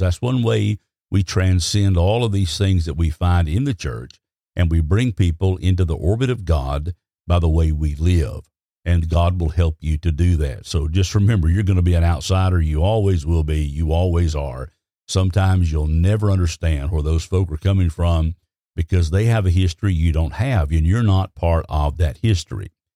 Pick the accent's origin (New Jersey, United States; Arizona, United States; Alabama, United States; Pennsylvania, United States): Alabama, United States; I was raised in Alabama